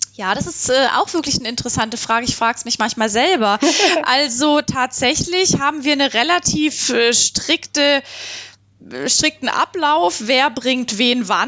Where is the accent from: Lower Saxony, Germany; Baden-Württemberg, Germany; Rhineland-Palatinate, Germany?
Baden-Württemberg, Germany; ich bin ja aus Baden-Württemberg